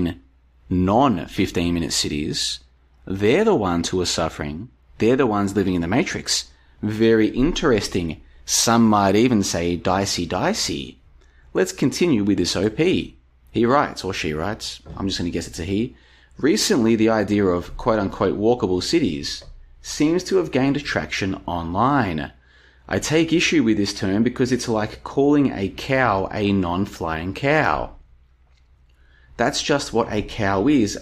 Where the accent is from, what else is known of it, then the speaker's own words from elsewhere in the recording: Melbourne, Victoria, Australia; moved away as an adult; also born or lived in Brisbane, Australia / Estonia; now in Plovdiv, Bulgaria; I moved away from Melbourne back in 2011. I've been back to visit a couple times, but even though I grew up there, I moved away a long time ago